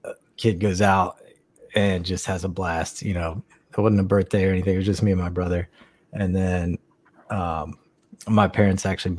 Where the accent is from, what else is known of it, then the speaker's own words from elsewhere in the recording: Huntington, West Virginia, United States; born there; now in North Carolina, United States; Right, I was born in Huntington, West Virginia, and I don't like to tell people that, so I just say North Carolina.